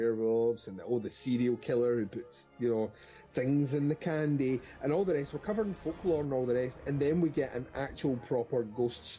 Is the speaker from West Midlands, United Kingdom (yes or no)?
no; Scotland, United Kingdom; I'm definitely Scottish